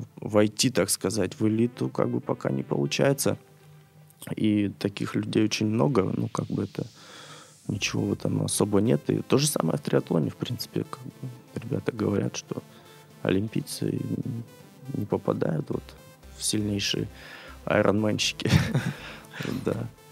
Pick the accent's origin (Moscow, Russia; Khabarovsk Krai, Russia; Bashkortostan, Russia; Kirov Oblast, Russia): Khabarovsk Krai, Russia; Khabarovsk; moved away as an adult; Я родился, вырос в Хабаровске